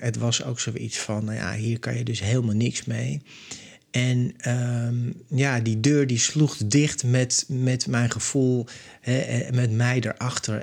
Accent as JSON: {"language": "Dutch", "town": "Amsterdam", "region": "North Holland", "country": "Netherlands", "tie": "born or raised there", "moved": "yes", "lives_now": "Zandvoort, Netherlands", "said": "Ik ben opgegroeid in Amsterdam. Ik woon nu in Zandvoort."}